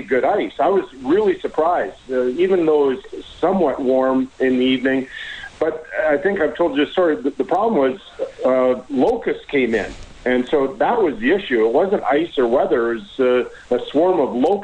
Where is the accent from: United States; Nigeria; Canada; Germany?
Canada; Edmonton, Alberta; now in Calgary, Canada; I grew up in Edmonton, so I have a real soft spot for the city.